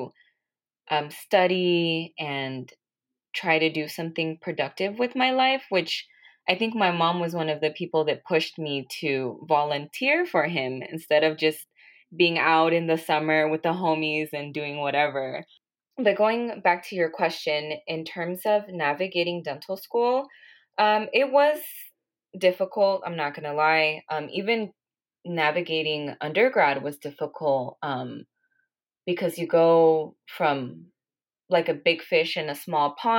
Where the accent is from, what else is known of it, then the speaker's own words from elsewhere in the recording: Los Angeles, California, United States; also born or lived in Santa Barbara, California; I was born and raised in California in the San Fernando Valley is where I grew up